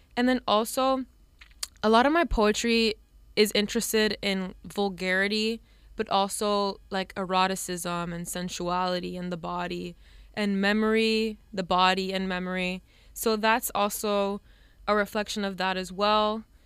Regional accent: Hialeah, Florida, United States; moved away as an adult; now in New York, United States; I'm from Hialeah, Florida, so very, um, mo, like, mostly Cuban people live there. And as much as, like, I l, I'm also Cuban

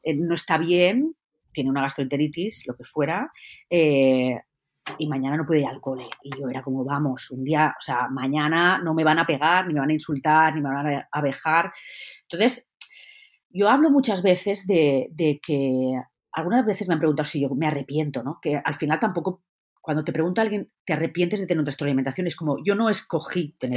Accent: Valencian Community, Spain; yo soy valenciana

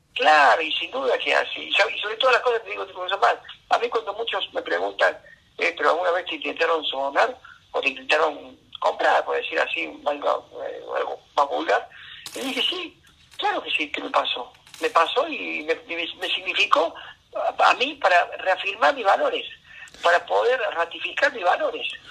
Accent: Río Ceballos, Córdoba, Argentina; accent: cordobés; moved away as an adult; also born or lived in Buenos Aires; Natal es Río Ceballo

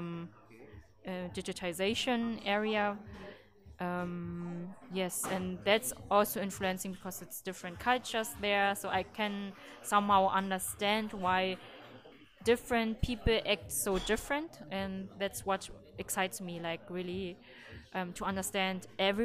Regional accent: Berlin, Germany; I grew also up in Berlin at the same street like Louise

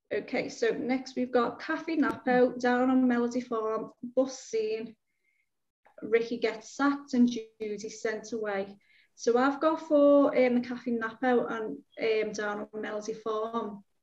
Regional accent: Michigan, United States; born there; And I was born in Michigan.

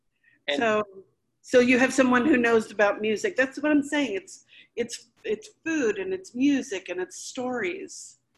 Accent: Havana, Cuba; but I was born in Havana and we grew up there until we had to leave in early 1961, Valentine's Day.

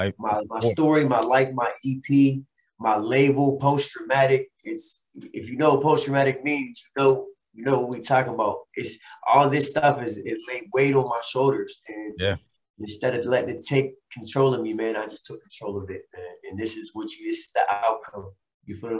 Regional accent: Chicago, Illinois, United States; moved away; also born or lived in Pittsburgh, Pennsylvania; I was born in Pittsburgh, you know, and was raised in Chicago as a kid, as an adolescent

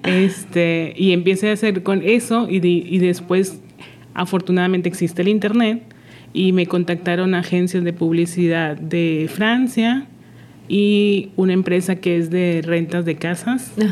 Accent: Monterrey, Nuevo León, Mexico; moved away as an adult; now in Mérida, Mexico; yo soy de Monterrey y al mudarme a una ciudad totalmente diferente

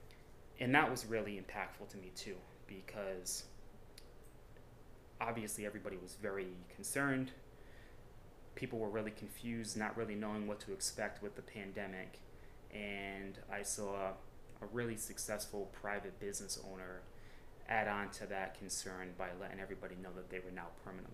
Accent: Cranston, Rhode Island, United States; Born and raised in Cranston, I just turned 36 years old

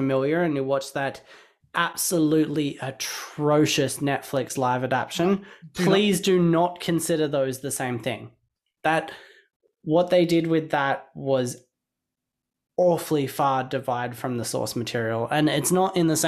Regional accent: Australia; I grew up in Australia watching Cheese TV

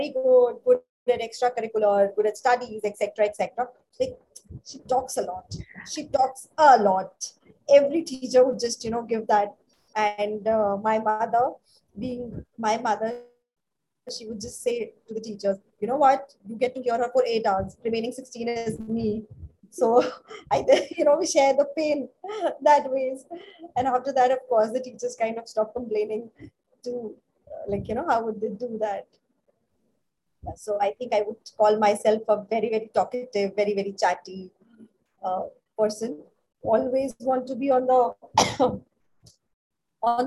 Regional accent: Delhi, India; moved away as an adult; also born or lived in Hyderabad / Chennai / Bangalore / Mumbai; now in Gurgaon, India; So I was born in Delhi. It was my whole childhood schooling was done in Delhi

